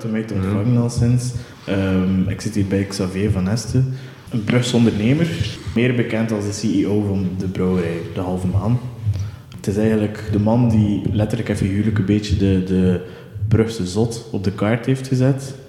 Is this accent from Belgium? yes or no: yes; Bruges, Flanders, Belgium; ik ben van Brugge